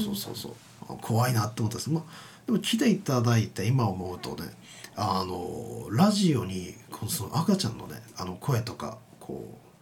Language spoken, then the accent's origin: Japanese; Osaka, Japan; 大阪府出身です